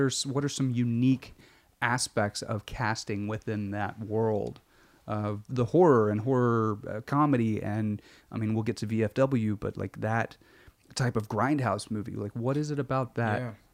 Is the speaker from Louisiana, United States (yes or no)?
no; Arkansas, United States; I grew up in Arkansas, Bible Belty